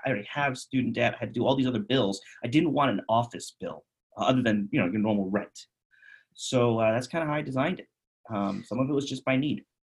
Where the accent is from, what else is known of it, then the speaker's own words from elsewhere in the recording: New York City, New York, United States; moved away as an adult; also born or lived in Bronx, New York; now in Phoenix, United States; I'm from I'm from Queens. I'm from New York City.